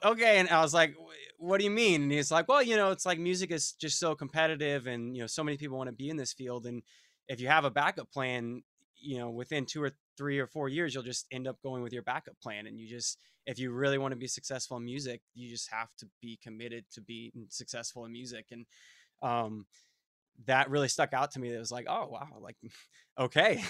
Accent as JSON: {"language": "English", "town": "Fort Myers", "region": "Florida", "country": "United States", "tie": "born or raised there", "also_born_or_lived": "Melbourne, Florida", "said": "We grew up in Fort Myers, Florida"}